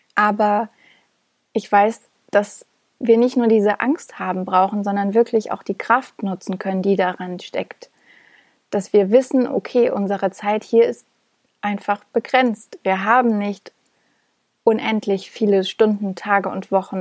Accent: Thuringia, Germany; moved away; nach Thüringen gefahren bin, da wo ich herkomme und da wo meine Familie lebt

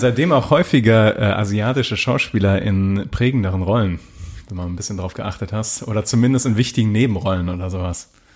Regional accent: Germany; als Deutscher

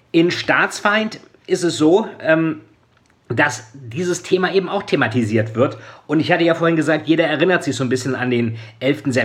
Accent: Lilienthal, Lower Saxony, Germany; also ich bin in Lilienthal zur Schule gegangen, in Niedersachsen.

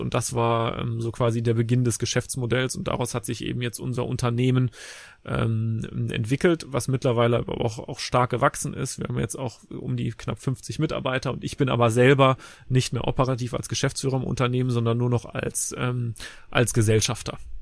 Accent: Leverkusen, North Rhine-Westphalia, Germany; ich bin in Leverkusen zur Schule gegangen

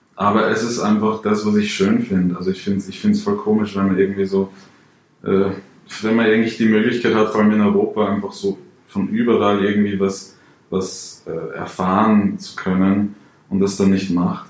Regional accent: Salzburg, Austria; ich bin aus Salzburg direkt Grenze zu Deutschland

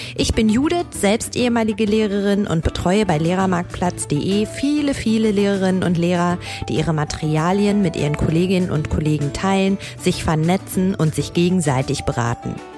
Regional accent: North Rhine-Westphalia, Germany; Meine Heimat

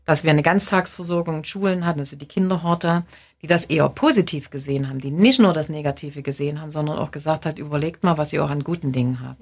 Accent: East Germany, Germany; da sollten wir uns ein Stück besinnen als Ostdeutsche

